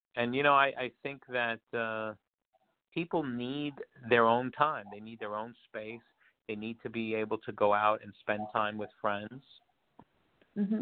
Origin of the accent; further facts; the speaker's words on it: New York, United States; moved away; I'm originally from New York